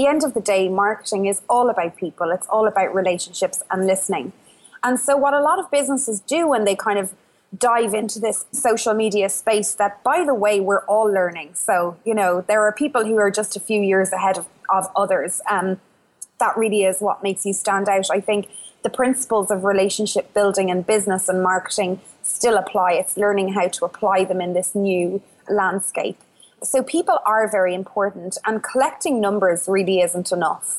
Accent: Ireland; accent: Irish; obviously by the accent you probably worked out, I'm Irish. I live in the west of Ireland

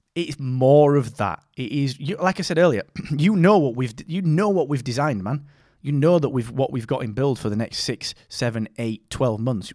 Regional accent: Barnsley, Yorkshire and the Humber, United Kingdom; I'm from Barnsley, man. I'm fr, I'm from a mining town in the north of England, and I grew up eating bread and dripping

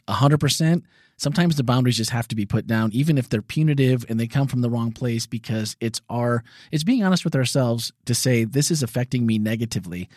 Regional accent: Midwest, United States; growing up in the Midwest, being gay was definitely a crime.

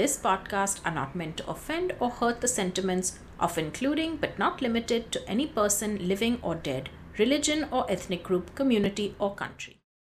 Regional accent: Mumbai, Maharashtra, India; As someone who was born and brought up in Mumbai

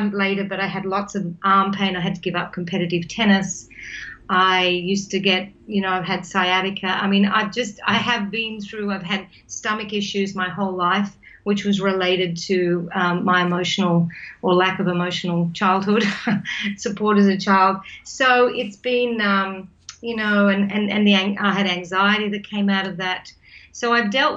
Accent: New South Wales, Australia; I grew up in New South Wales, Australia, as a country girl on a farm

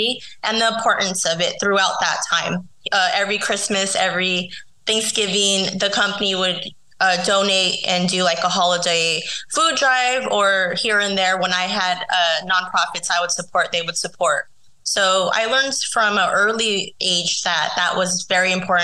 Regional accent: San Diego, California, United States; San Diego, where my hometown is

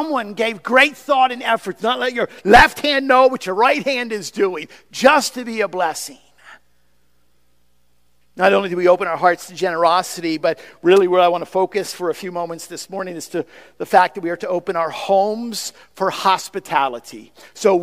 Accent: United States; as an American, in American society

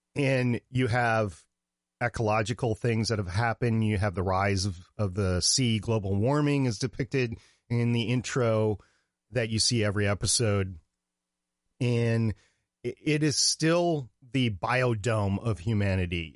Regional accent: Minnesota, United States; moved away; also born or lived in Brooklyn, New York; I grew up in Minnesota

